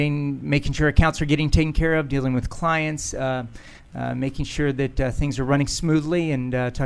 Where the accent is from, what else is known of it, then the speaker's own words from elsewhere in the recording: Potomac, Maryland, United States; Originally from the D.C. area. Grew up in Potomac, Maryland.